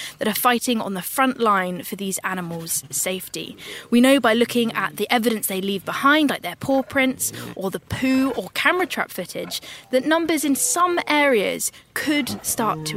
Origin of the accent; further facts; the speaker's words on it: United Kingdom; I'm a British naturalist and TV presenter